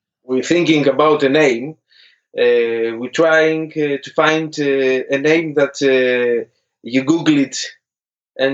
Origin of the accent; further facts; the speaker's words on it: Athens, Attica, Greece; English is a second language; moved away as an adult; now in London, United Kingdom; It's about 10 years almost that we work back in Greece with Chloe Ann, and we decide to move in London